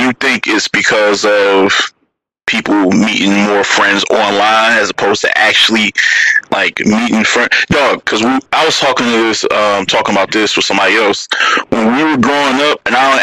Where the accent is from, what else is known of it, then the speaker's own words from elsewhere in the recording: Detroit, Michigan, United States; also born or lived in Mississippi; I was born in Mississippi. I moved here real early. I'm still Detroit by heart, though. I was only there when I was like one. So, but I'm a Detroiter at heart.